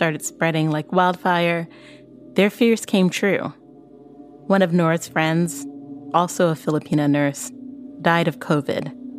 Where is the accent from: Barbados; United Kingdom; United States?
Barbados; I'm from Barbados.